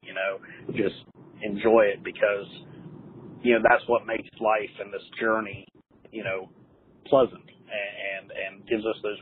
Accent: North Carolina, United States; also born or lived in Ohio; I'm from Ohio originally. That's where I was born, though. I was raised here in North Carolina

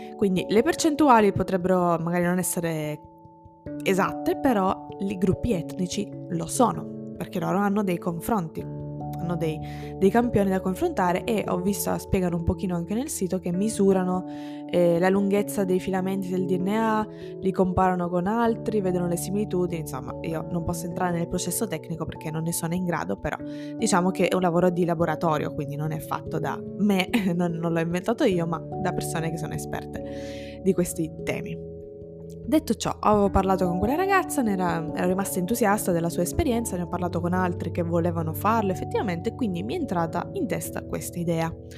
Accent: Ragusa, Sicily, Italy; io sono italiana, sono siciliana

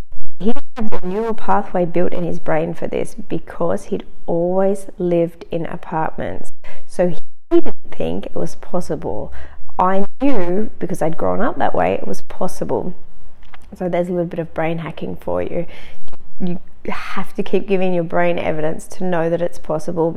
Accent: Australia; now in Germany; I'm actually Australian and I was living in Germany. I'm still living in Germany.

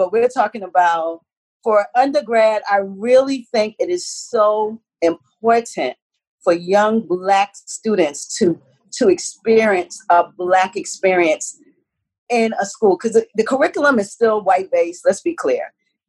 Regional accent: South Carolina, United States; also born or lived in New York, United States; I started in New York, but I came from South Carolina

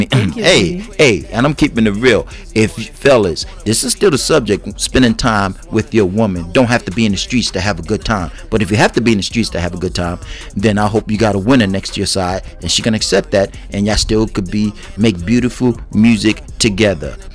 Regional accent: United States; I'm not Puerto Rican. I'm African American.

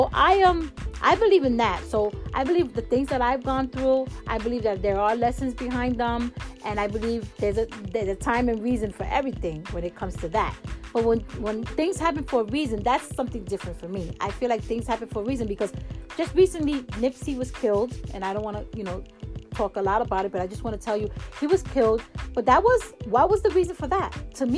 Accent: New York, United States; I mean, like I said, I'm a New Yorker, and we don't really go out and do that.

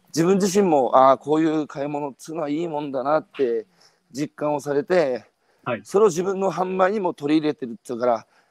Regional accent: Hanamaki, Iwate, Japan; 僕のふるさとの花巻

